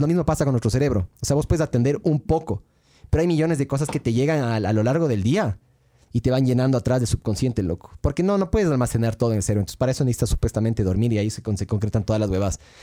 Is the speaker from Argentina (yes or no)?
no; Ecuador; somos ecuatorianos